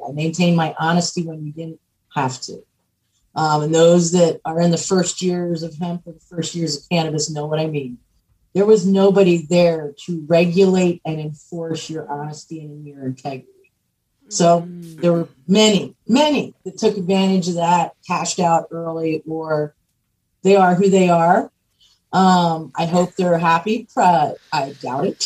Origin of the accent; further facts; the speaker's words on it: Pennsylvania, United States; I grew up in Pennsylvania